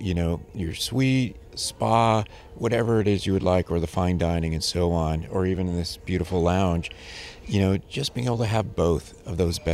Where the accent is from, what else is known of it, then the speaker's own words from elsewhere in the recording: Sonoran Desert, Arizona, United States; And I'm from the Sonoran Desert in Arizona.